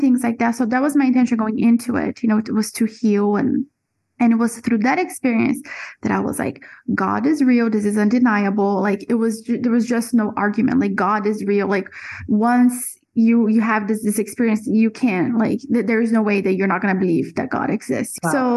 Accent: Brazil; also born or lived in Florida; now in Central America; I was born and raised in Brazil

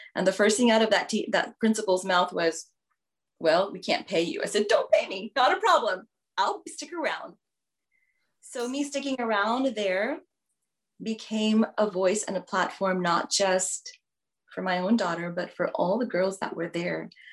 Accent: Houston, Texas, United States; moved away as an adult; also born or lived in India; now in Houston, United States; the first 17 years of my life, I was raised in Houston, Texas.

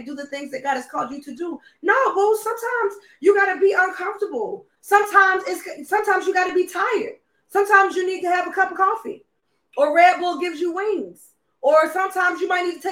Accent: Charlotte, North Carolina, United States; I'm from Charlotte.

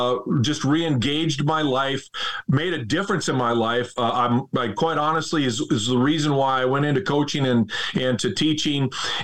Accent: Wolf Point, Montana, United States; moved away as an adult; also born or lived in Bismarck, North Dakota / northern Idaho; now in Fargo, United States; I'm just a small Northeast Montana guy. I'm the ninth of 10 kids in Northeast Montana. I was born and raised on the Indian Reservation.

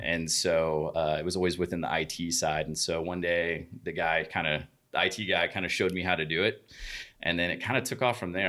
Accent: Oklahoma City, Oklahoma, United States; grew up in Oklahoma City

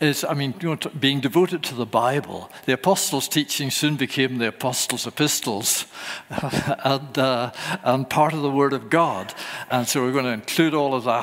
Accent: Northern Ireland, United Kingdom; accent: Northern Ireland; moved away; My accent is from Northern Ireland, where I was born.

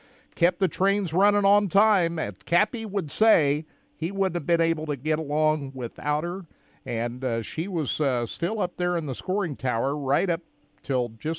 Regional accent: United States; So my hometown's just about 90 miles away from Knoxville, so I went up there as a kid.

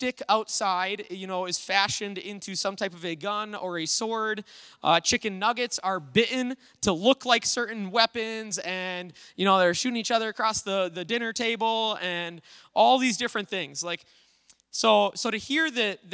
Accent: Little Falls, United States; I grew up over in Little Falls

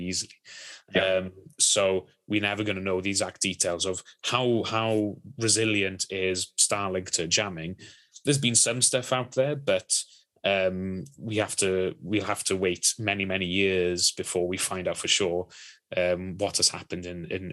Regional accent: Wales, United Kingdom; I'm Welsh

